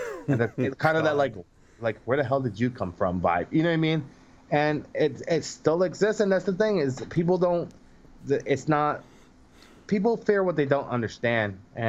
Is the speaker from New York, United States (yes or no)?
yes; New York City, New York, United States; I grew up in Brooklyn. There was not very many black white people in my area in Brooklyn.